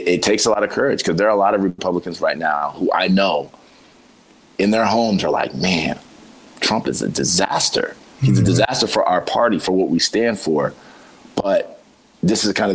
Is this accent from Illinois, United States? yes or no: no; Ohio, United States; we're from Ohio